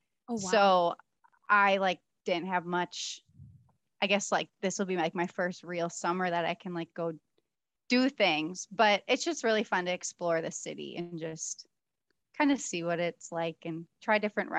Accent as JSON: {"language": "English", "region": "Wisconsin", "country": "United States", "tie": "born or raised there", "moved": "as an adult", "lives_now": "Chicago, United States", "said": "I grew up in Wisconsin, but now I live in Chicago. So this summer, I'll be here for 2 years."}